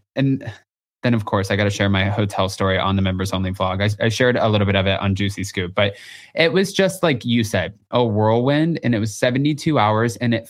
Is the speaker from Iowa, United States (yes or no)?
no; Texas, United States; I'm from Texas.